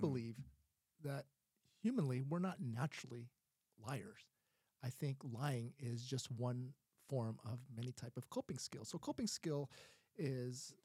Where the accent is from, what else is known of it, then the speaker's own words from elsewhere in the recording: Ohio, United States; moved away; I grew up in Ohio